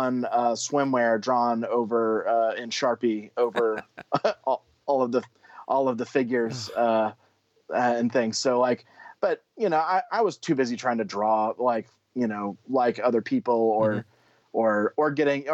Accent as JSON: {"language": "English", "region": "Oklahoma", "country": "United States", "also_born_or_lived": "Georgia / Canada", "moved": "as an adult", "lives_now": "Texas, United States", "said": "originally from Oklahoma, and at the time we met, I was living in Georgia, but now I'm in Texas."}